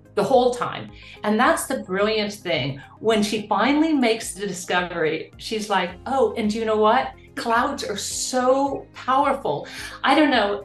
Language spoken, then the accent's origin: English; Kansas, United States; I grew up in Kansas